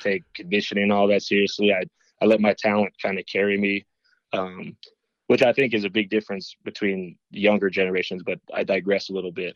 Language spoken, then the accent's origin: English; Boulder, Colorado, United States; moved away as an adult; also born or lived in Lincoln, Nebraska; I was from Boulder.